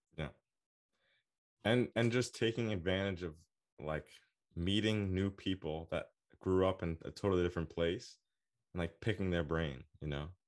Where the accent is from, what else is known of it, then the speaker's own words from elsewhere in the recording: United States; I'm American